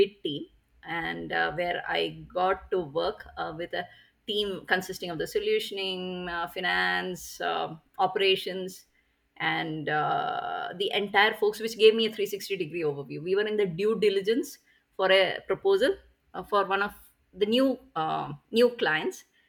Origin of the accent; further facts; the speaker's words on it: Bangalore, Karnataka, India; I am from Bangalore, India